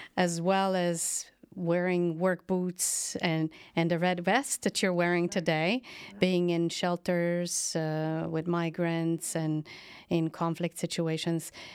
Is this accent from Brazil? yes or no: no; Slovenia; Slovenia, my home country